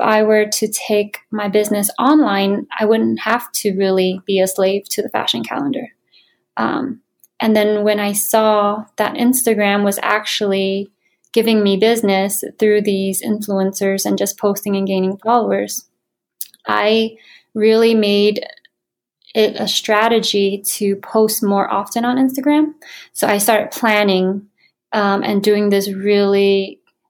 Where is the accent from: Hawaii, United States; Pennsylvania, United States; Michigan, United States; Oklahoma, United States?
Hawaii, United States; moved away; also born or lived in Florida / New York City; I'm originally from Hawaii